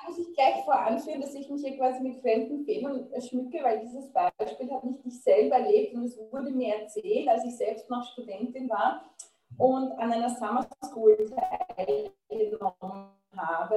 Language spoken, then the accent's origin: German; Austria; als Österreicherin